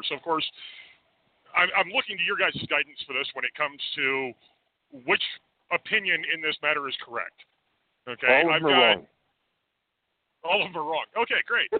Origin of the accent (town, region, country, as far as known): Sacramento, California, United States; now in Colorado, United States